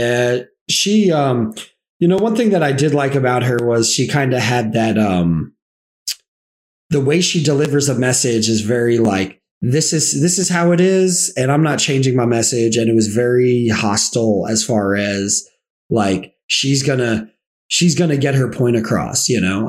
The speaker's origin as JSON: {"language": "English", "region": "the South", "country": "United States", "tie": "born or raised there", "said": "I'm from the South. I grew up in the South."}